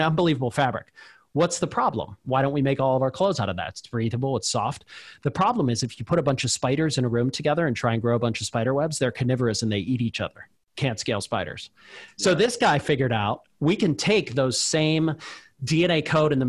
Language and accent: English; Pittsburgh, Pennsylvania, United States; I grew up in Pittsburgh, Pennsylvania, and my dad threw me into a factory